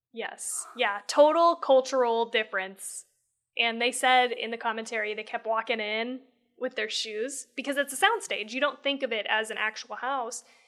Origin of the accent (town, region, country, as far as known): United States